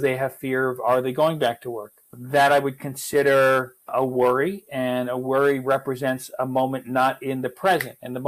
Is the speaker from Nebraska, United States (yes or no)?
no; New York, United States; I come from New York, and New York is, was very fast-paced